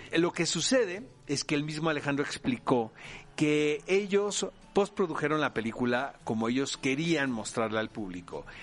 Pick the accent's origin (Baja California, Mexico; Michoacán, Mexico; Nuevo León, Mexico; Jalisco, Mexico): Baja California, Mexico; Tijuana; Yo soy de Tijuana, cara, y no se puede ser más norteño